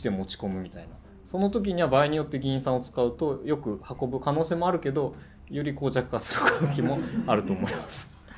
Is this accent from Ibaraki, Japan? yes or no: yes; Tsukuba, Ibaraki, Japan; moved away as an adult; now in Kashiwa, Japan; 地元は茨城のつくばなんですね